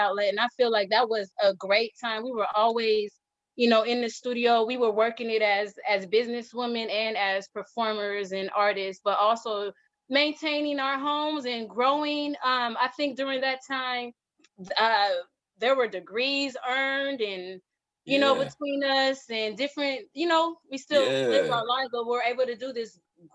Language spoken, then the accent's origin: English; Portland, United States; it is my hometown and where I'm from